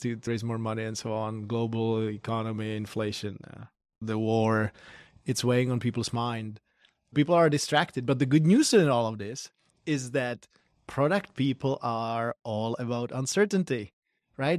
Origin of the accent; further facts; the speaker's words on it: Prague, Czechia; moved away as an adult; also born or lived in Berkeley, California; now in Silicon Valley, United States; I'm from Prague, the Czech Republic originally.